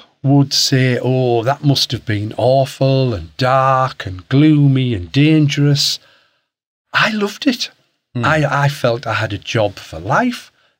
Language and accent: English; Hartlepool, North East England, United Kingdom; I'm from Hartlepool, up in the northeast.